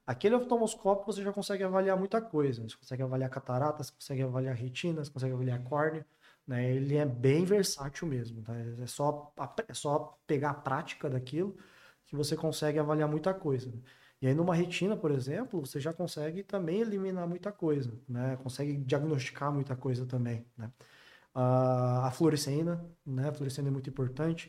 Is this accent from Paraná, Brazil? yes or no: yes; interior of Paraná, Brazil; moved away; venho do interior do Paraná